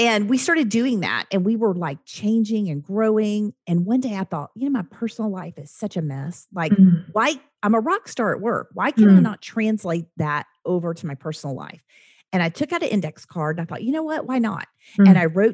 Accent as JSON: {"language": "English", "region": "Oklahoma", "country": "United States", "also_born_or_lived": "the South", "said": "I'm from Oklahoma"}